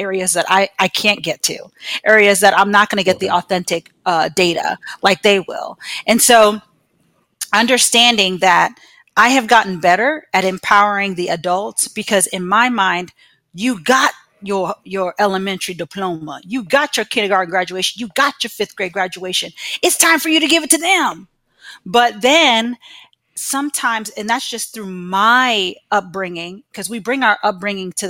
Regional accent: Arlington, Virginia, United States; moved away as an adult; now in Gainesville, United States; So I am originally from Arlington, Virginia

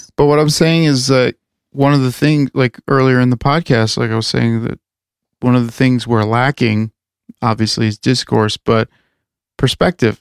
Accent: Chicago, Illinois, United States; we're from the Chicago area

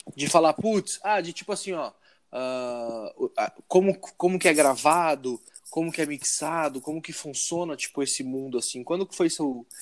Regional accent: Indaiatuba, São Paulo, Brazil; Nós três somos de Indaiatuba, então a gente tá na cena daqui

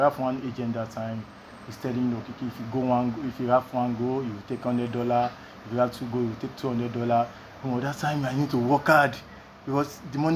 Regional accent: Nigeria; I'm from Nigeria.

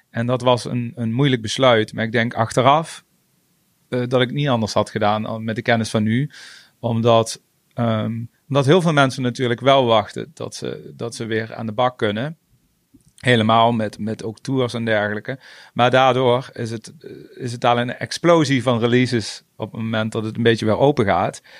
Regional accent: Venray, Limburg, Netherlands; Ik kom uit Venray

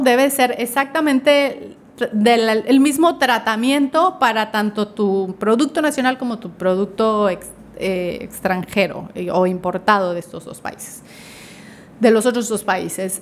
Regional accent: Mexico; para nosotros como mexicanos

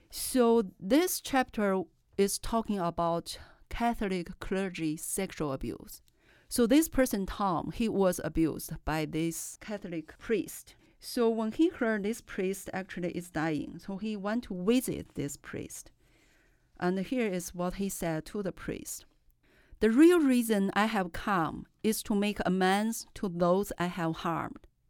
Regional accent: China; English is a second language; moved away as an adult; I was raised in China

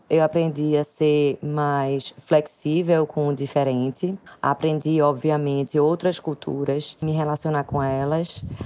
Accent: Recife, Pernambuco, Brazil; sou do Recife

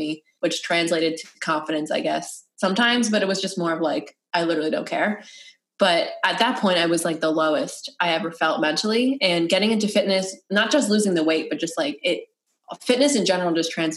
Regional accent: Connecticut, United States; moved away as an adult; also born or lived in New Jersey; I moved to New Jersey after. I'm from Connecticut.

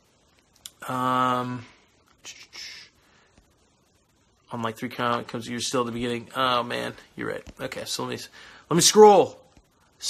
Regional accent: California, United States; moved away; I am from California originally

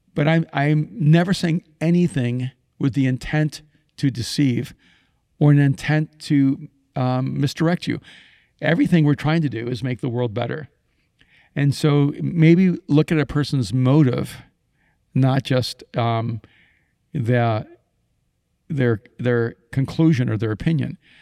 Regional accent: Miami, Florida, United States; English is a second language; I grew up in Miami

